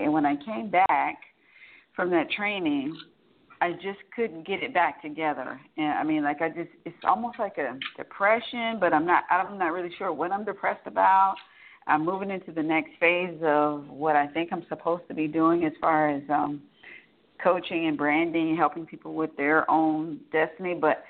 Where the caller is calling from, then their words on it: Atlanta, Georgia, United States; I am calling from Atlanta, Georgia.